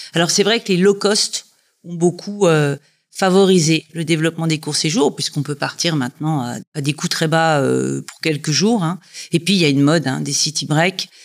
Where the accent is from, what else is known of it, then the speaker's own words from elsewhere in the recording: Dijon, Bourgogne-Franche-Comté, France; moved away as an adult; also born or lived in United Kingdom / Scotland / Savoie; now in Dijon, France; Je suis originaire de Dijon, donc c'est un retour aux sources